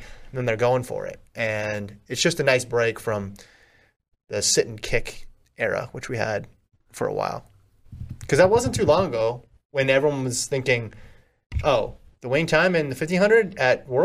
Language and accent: English; Nevada, United States; moved away; I grew up in Nevada.